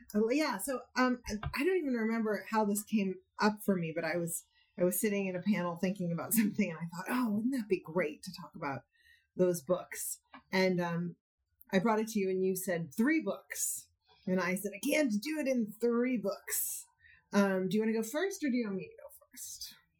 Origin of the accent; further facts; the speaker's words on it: Berkeley, California, United States; I grew up in Berkeley in the '70s, going back and forth between my parents' house